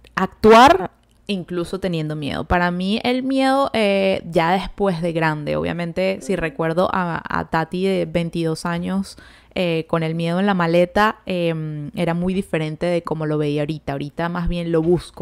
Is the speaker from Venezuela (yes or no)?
yes; Venezuela; moved away as an adult; yo desde que salí de Venezuela